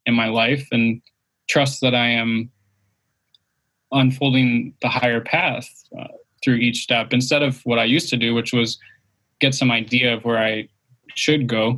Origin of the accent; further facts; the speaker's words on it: Detroit, Michigan, United States; moved away as an adult; now in California, United States; I'm from Detroit originally, and I've lived in all different kinds of places, while moving around, being kind of nomadic